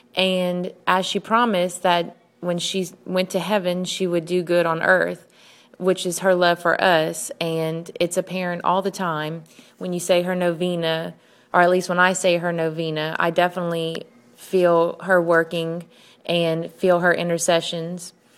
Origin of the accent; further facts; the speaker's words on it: United States; I'm from the United States